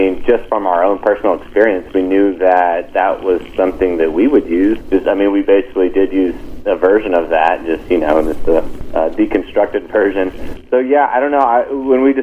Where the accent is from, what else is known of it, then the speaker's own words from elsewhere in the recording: Reno, Nevada, United States; moved away; also born or lived in North Carolina / Denver, Colorado; I grew up in Reno, Nevada